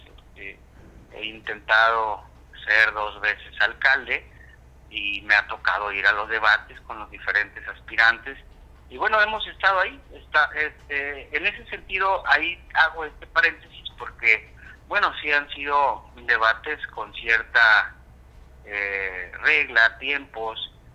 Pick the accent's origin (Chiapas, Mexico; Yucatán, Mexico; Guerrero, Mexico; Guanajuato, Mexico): Guerrero, Mexico; Acapulco; Yo soy un hombre que soy de Acapulco, nací aquí, estoy atento, siempre inmerso en la dinámica que lleva Acapulco en su totalidad